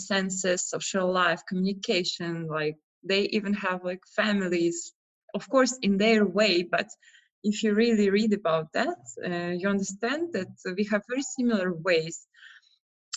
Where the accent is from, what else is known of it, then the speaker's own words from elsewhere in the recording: Russia; moved away as an adult; now in Prague, Czech Republic; So I'm from Russia, but I've been like traveling for the last 10 years